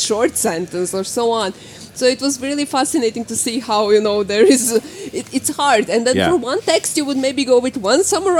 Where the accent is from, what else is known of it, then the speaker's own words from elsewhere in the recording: Croatia; now in Norway; I'm originally from Croatia, where it's sunny